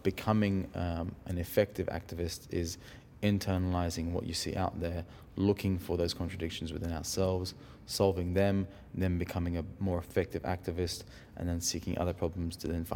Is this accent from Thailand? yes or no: no; India; The reason I was born in India was because both of my parents were refugees from Iran to India